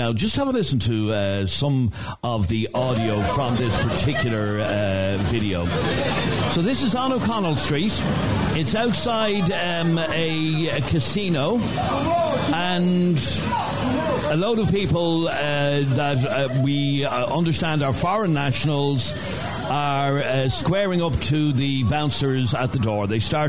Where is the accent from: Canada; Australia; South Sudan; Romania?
Romania; English is a second language; now in Dublin, Ireland; I live in Dublin for 3 years now. I'm from Romania